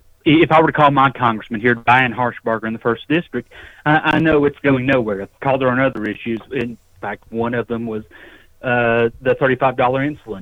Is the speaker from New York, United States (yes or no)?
no; Tennessee, United States; my home state, and as someone who lived in Middle Tennessee for many years